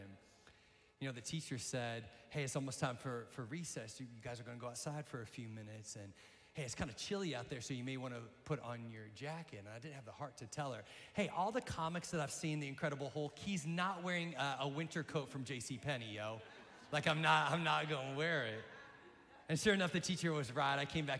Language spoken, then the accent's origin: English; Central Illinois, United States; also born or lived in Wentzville, Missouri; I'm excited to be part of the pastoral team. I was basically born and raised here in Central Illinois, except for a couple of years where my mom and I, we lived in Missouri, just outside of St. Louis.